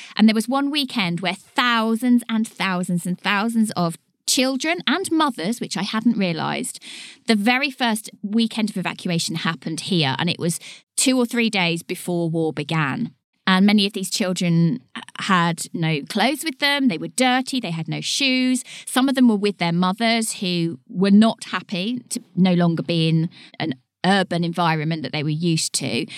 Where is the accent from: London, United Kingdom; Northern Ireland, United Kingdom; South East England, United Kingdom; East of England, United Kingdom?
East of England, United Kingdom; Leighton Buzzard; Leighton Buzzard, my hometown.